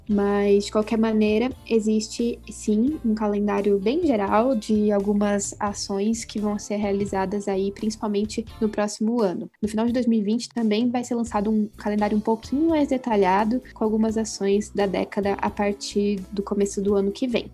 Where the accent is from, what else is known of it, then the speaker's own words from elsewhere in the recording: Curitiba, Paraná, Brazil; also born or lived in São Paulo; eu sou aqui de Curitiba, de onde eu tô falando hoje